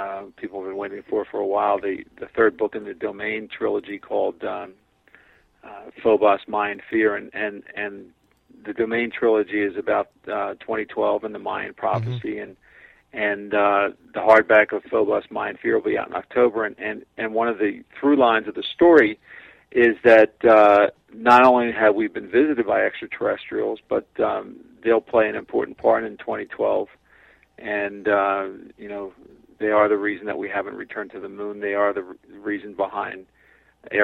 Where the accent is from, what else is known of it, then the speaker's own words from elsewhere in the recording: Philadelphia, Pennsylvania, United States; I'm from Philadelphia